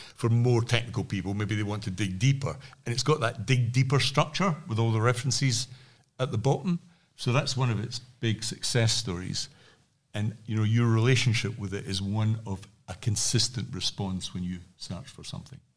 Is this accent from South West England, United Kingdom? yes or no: no; Scotland, United Kingdom; I'm from Scotland